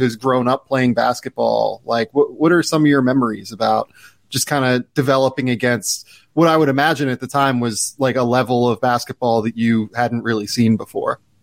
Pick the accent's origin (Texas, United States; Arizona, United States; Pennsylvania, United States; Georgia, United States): Pennsylvania, United States; Pittsburgh; I grew up in Pittsburgh, so like I grew up around hockey